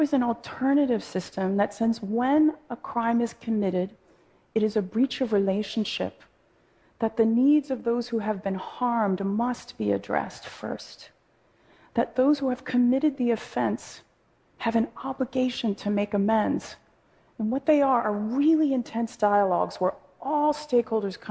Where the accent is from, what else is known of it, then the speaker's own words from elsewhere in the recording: Oakland, California, United States; a high school in my hometown of Oakland